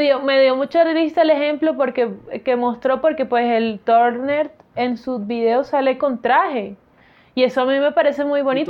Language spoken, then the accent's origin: Spanish; Colombian Caribbean coast, Caribbean Region, Colombia; also born or lived in Barranquilla; yo sí me considero una costeña floja.